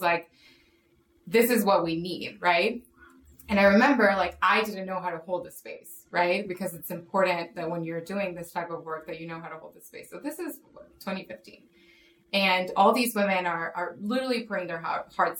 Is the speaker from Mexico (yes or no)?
yes; Mexico; moved away; I grew up in Mexico where it's very Catholic